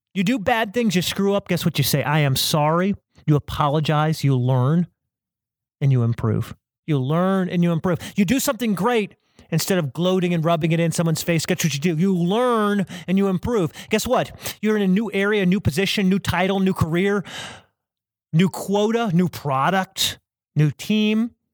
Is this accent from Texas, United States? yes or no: no; South Carolina, United States; I'm from South Carolina.